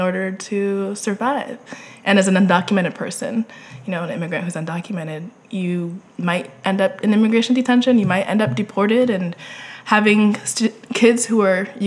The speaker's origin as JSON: {"language": "English", "town": "Phoenix", "region": "Arizona", "country": "United States", "tie": "born or raised there", "said": "I grew up in Phoenix, Arizona"}